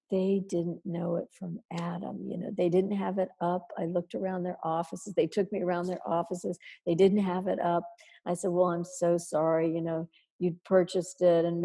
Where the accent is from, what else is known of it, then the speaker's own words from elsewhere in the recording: Midwest, United States; Oh, but I'm from the Midwest. I'm the hardest worker you'll ever meet